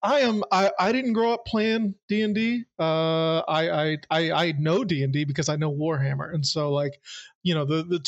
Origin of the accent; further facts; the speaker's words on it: the South, United States; Growing up in the South